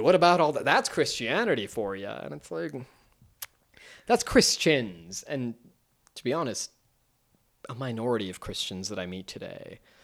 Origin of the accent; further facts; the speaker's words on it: United States; as an American